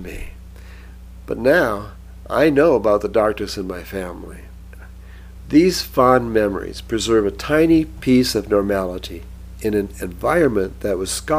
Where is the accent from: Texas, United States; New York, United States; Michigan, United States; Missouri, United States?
Michigan, United States; growing up in Michigan includes being cursed to lament the good old days when Bobby Lane led the mighty Lions